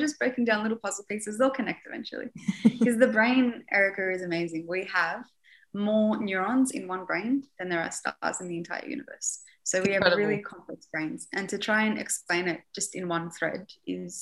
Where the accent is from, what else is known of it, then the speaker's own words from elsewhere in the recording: Beirut, Beirut Governorate, Lebanon; I was born in Beirut